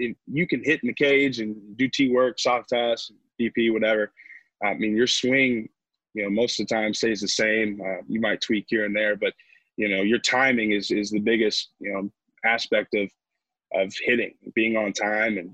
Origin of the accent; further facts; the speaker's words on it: Indiana, United States; moved away as an adult; I'm from Indiana, so our high school field